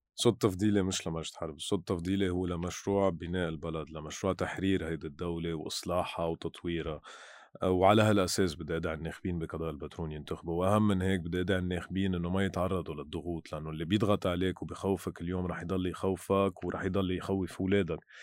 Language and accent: Arabic; Lebanon